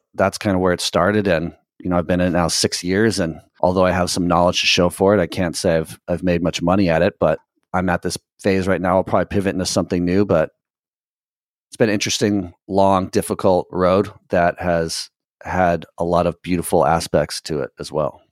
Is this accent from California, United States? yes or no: yes; Southern California, United States; moved away as an adult; also born or lived in Nicaragua; I'm from Southern California, and actually currently in Southern California